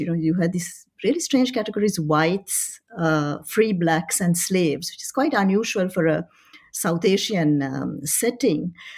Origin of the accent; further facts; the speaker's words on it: Paris, Île-de-France, France; moved away as an adult; also born or lived in Colombo, Sri Lanka / Oxford; by that time they had moved to, to Paris. Uh, so I studied in Paris. Uh, I was there for twenty-one years